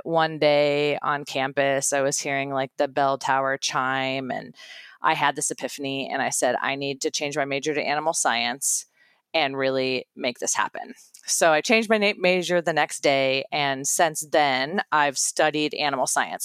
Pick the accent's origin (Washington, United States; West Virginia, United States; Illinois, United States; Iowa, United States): Iowa, United States; I'm from Iowa